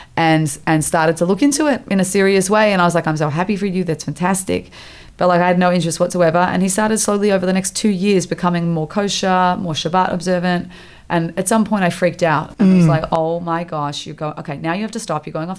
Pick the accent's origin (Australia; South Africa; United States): Australia; born or raised there; also born or lived in Montreal, Canada